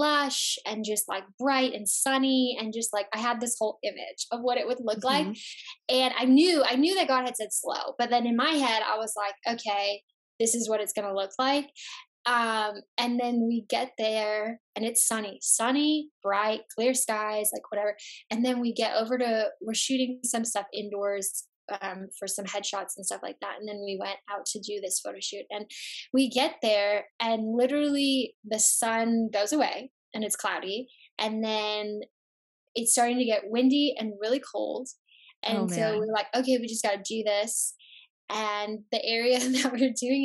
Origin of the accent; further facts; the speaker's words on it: Chicago, Illinois, United States; I'm from Chicago